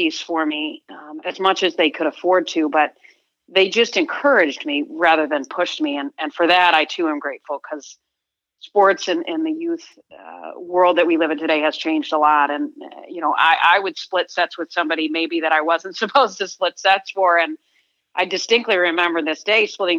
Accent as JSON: {"language": "English", "town": "East Lansing", "region": "Michigan", "country": "United States", "tie": "born or raised there", "said": "growing up in East Lansing, I was in a house with brothers"}